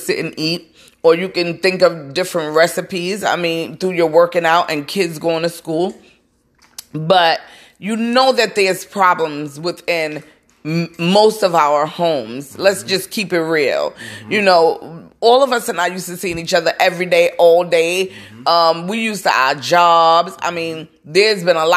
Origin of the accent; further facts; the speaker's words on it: New York City, New York, United States; I come from Brooklyn, and we would have cookouts